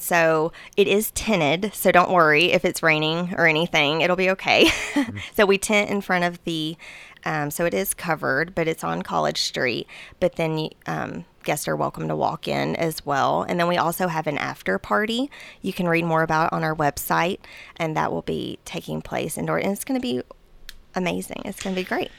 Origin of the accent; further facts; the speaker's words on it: Murfreesboro, Tennessee, United States; I am from Murfreesboro